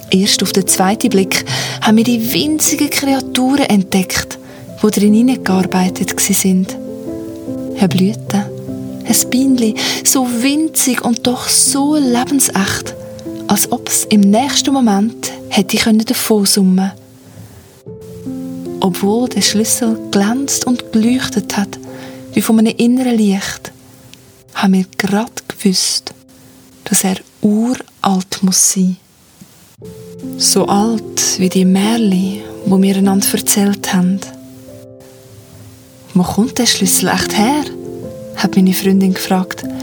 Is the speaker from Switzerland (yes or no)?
yes; Zug, Switzerland; Ich bin ja in Zug aufgewachsen und das ist eine von unseren berühmtesten Sagen.